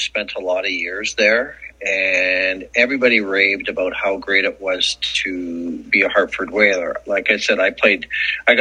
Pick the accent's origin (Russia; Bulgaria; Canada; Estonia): Canada; Edmonton, Alberta; growing up in Edmonton